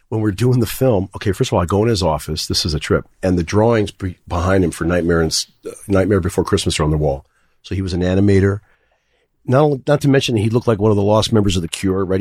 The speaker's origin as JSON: {"language": "English", "town": "New York City", "region": "New York", "country": "United States", "tie": "born or raised there", "said": "I grew up in Manhattan."}